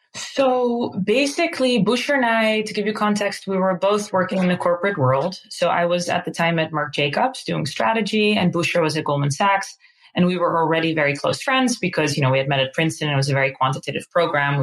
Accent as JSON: {"language": "English", "town": "Amsterdam", "region": "North Holland", "country": "Netherlands", "moved": "as an adult", "lives_now": "New York, United States", "said": "I'm originally from Amsterdam. Um, we've been now in New York for around 10 years"}